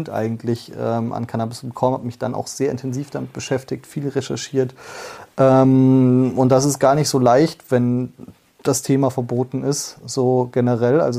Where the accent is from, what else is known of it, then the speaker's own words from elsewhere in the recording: Fulda, Hesse, Germany; Ja, ich komme aus einer sehr konservativen Stadt. Äh, Fulda liegt so auch an der Grenze zu Bayern, merkt man auch die Nähe auf jeden Fall ähm, ganz gut. Sehr ähm, CDU geprägt.